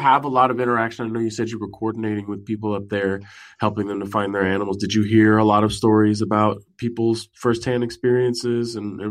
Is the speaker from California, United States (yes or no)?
yes; San Francisco, California, United States; moved away as an adult; now in East Coast, United States; I'm from California. I'm from Northern California. I'm from San Francisco.